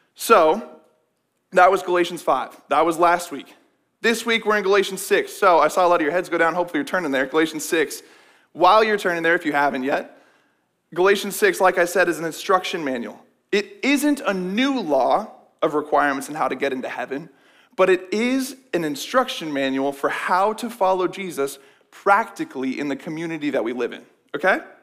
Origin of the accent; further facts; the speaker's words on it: West Des Moines, Iowa, United States; I grew up in West Des Moines, went to Valley High